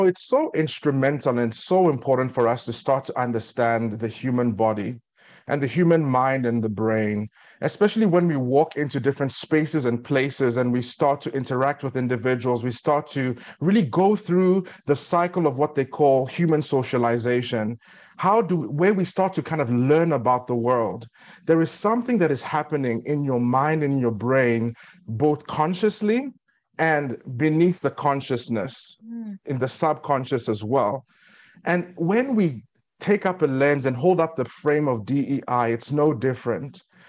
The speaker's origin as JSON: {"language": "English", "country": "South Africa", "tie": "born or raised there", "also_born_or_lived": "Nigeria / Eswatini", "lives_now": "United States", "said": "I grew up in South Africa, where I spent most of my formative years, but I was born in Ado Ekiti, Nigeria."}